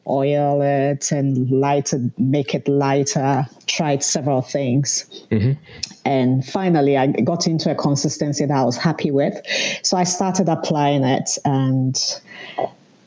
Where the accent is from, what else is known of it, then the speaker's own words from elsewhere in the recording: Accra, Greater Accra, Ghana; moved away as an adult; also born or lived in northern Ghana; now in Ontario, Canada; I'm Ghanaian. I lived in Ghana most of my life. I was actually born in the north and we migrated to Accra, and I lived there till my early 20s.